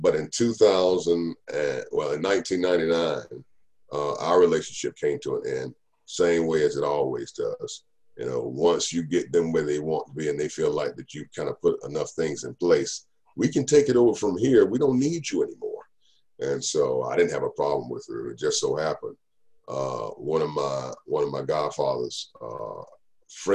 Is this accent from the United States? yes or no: yes; Raleigh, North Carolina, United States; I grew up in the Raleigh-Durham market